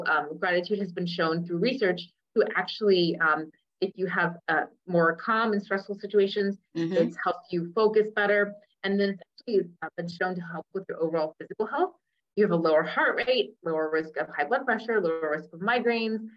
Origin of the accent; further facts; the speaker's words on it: Cincinnati, Ohio, United States; first language English; I'm like, Ohio. And I go, it's a city, Cincinnati.